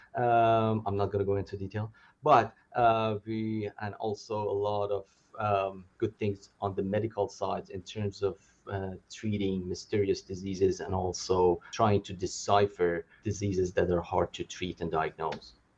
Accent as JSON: {"language": "English", "town": "Calgary", "region": "Alberta", "country": "Canada", "also_born_or_lived": "Edmonton", "moved": "as an adult", "lives_now": "Los Angeles, United States", "said": "I'm from Calgary, uh, and I did training in Edmonton as well"}